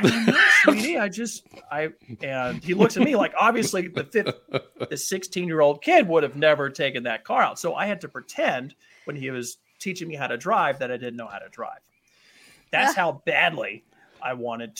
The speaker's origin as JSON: {"language": "English", "town": "St. Louis", "region": "Missouri", "country": "United States", "tie": "born or raised there", "moved": "yes", "lives_now": "Rapid City, United States", "said": "I grew up in St. Louis, Missouri"}